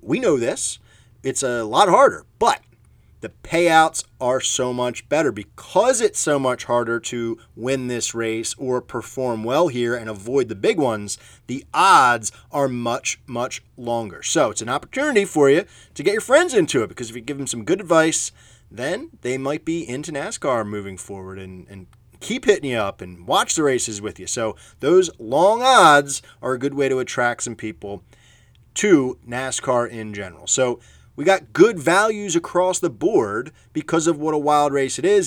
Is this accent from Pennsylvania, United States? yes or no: yes; Philadelphia, Pennsylvania, United States; I'm from Philadelphia, a big Philadelphia Phillies fan